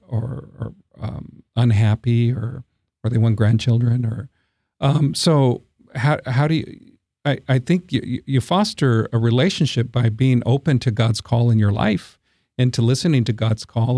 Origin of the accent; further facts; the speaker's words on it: San Antonio, Texas, United States; also born or lived in Brownsville, Texas / Corpus Christi, Texas / Midland, Texas / Eagle Pass, Texas; half of that time has been in my hometown of San Antonio